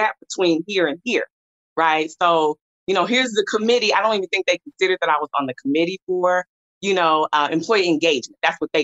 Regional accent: Dallas, Texas, United States; I'm from Dallas. I live in Dallas.

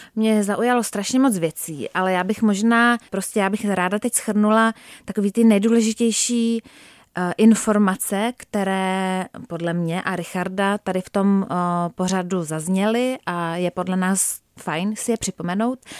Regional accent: Czechia; jako Češi

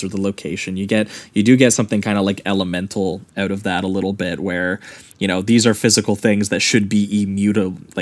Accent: Canada; being Canadian boys

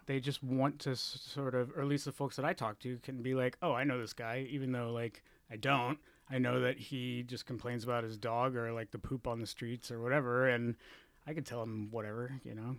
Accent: Texas, United States; moved away as an adult; also born or lived in Florida; now in San Francisco, United States; I was born in Florida, of all places, and then I grew up in Texas, and then I moved here in two thousand four

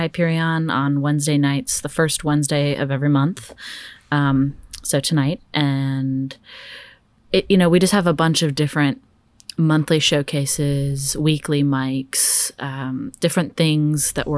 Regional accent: Dallas, Texas, United States; Yeah. So I'm actually originally from Dallas, Texas. I've moved all over like my whole life.

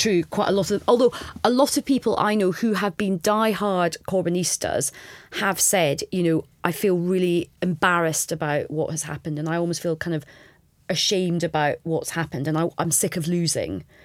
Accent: Scot, Scotland, United Kingdom; as a Scot

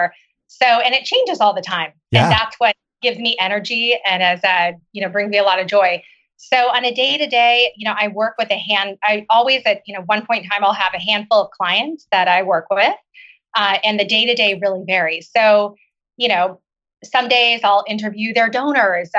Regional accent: Oklahoma, United States; moved away as an adult; also born or lived in China / Seattle; I grew up in Oklahoma.

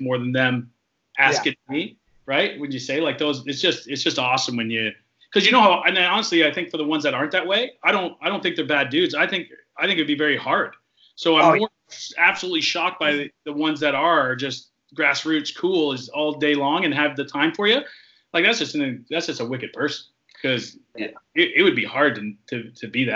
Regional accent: Toronto, Ontario, Canada; we're from Toronto

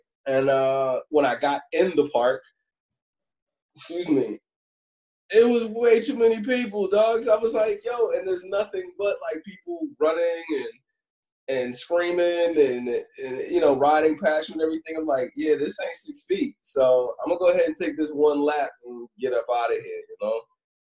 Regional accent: Cleveland, Ohio, United States; also born or lived in Chicago / Philadelphia / Los Angeles; now in New York, United States; So I'm originally from Cleveland, Ohio, and then I moved to Chicago and Philly and LA, and now I'm in New York, right?

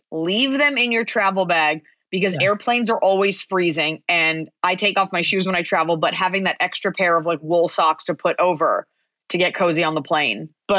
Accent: Dallas, Texas, United States; I grew up in Dallas, Texas

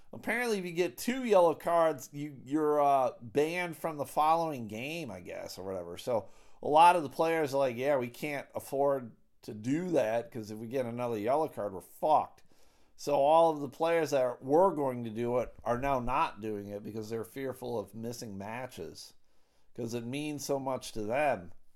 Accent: United States; As an American

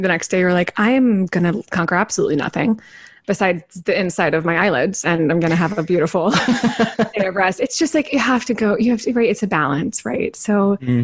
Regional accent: Wichita, Kansas, United States; moved away; also born or lived in London; I grew up in Wichita, Kansas, and there's this amazing regional theater there called Music Theater of Wichita

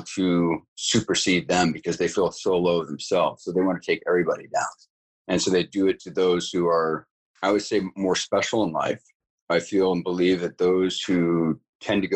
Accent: California, United States; also born or lived in Bad Aibling, Germany; moved to California, back to California, because I was born in Germany, but moved back to California

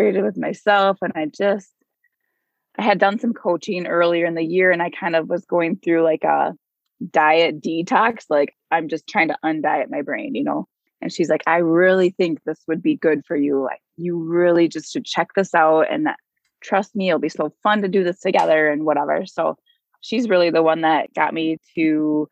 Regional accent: Minnesota, United States; I am from Minnesota and I'm a probation officer here for juveniles

